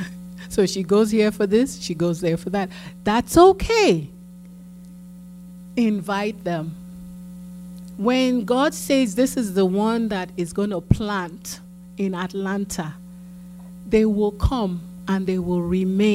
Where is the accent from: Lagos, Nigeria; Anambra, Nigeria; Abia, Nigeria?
Lagos, Nigeria; now in United States; as a child growing up in Akoka